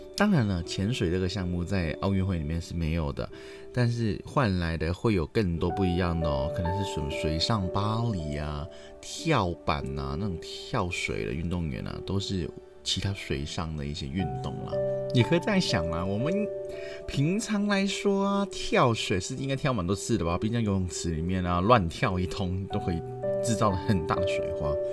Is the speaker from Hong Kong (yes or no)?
yes; Hong Kong; 我们香港